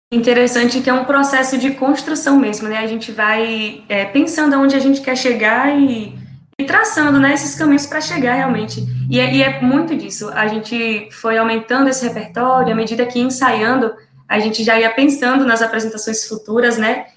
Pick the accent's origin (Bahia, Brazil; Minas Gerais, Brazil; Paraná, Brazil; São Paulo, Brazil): Bahia, Brazil; Serrinha; eu sou daqui de Serrinha, como Vitória bem disse, bem pertinho de Feira de Santana